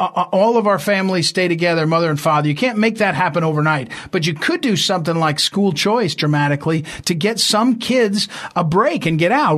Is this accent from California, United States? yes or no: no; St. Louis, Missouri, United States; moved away as an adult; now in Washington, D.C. area, United States; I'm from St. Louis, Missouri for many years. I actually live out near the swamp now.